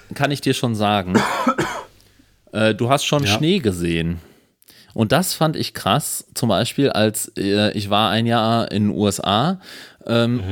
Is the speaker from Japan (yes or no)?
no; Ruhr area, North Rhine-Westphalia, Germany; ich bin im Ruhrgebiet aufgewachsen